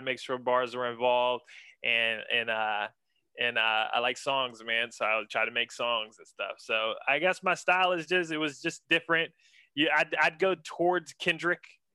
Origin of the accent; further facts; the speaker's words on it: Ambridge, Pennsylvania, United States; moved away as an adult; also born or lived in Pittsburgh, Pennsylvania; now in Atlanta, United States; I grew up in several small towns in Western Pennsylvania, most notably Ambridge, Pennsylvania